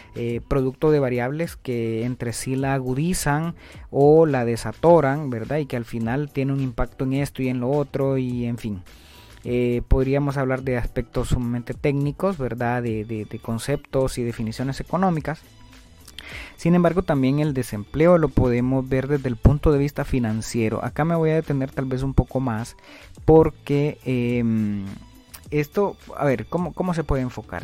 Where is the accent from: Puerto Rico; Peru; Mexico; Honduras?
Honduras